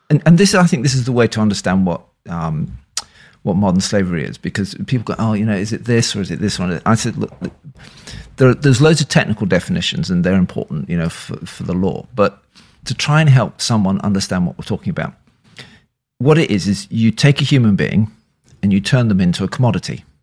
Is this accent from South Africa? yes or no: no; Leeds, Yorkshire and the Humber, United Kingdom; also born or lived in London; now in Bristol, United Kingdom; I was born in Leeds. I'm a Yorkshireman.